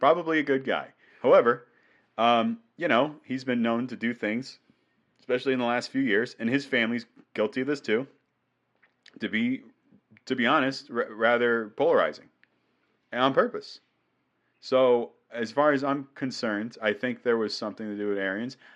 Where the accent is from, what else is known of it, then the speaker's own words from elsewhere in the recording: New England, United States; I'm from New England.